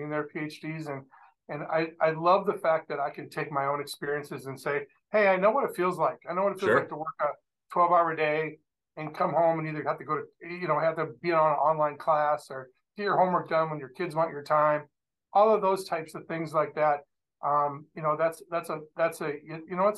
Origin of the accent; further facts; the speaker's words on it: Dubuque, Iowa, United States; moved away as an adult; also born or lived in Gainesville, Florida / Milwaukee, Wisconsin / Atlanta, Georgia; now in St. Louis, United States; Originally, I'm from Dubuque, Iowa.